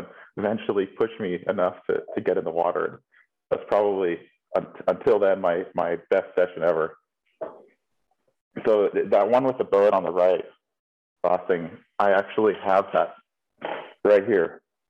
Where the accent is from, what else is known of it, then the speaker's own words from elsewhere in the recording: Maui, Hawaii, United States; born and raised on Maui. I grew up country, lifetime surfer.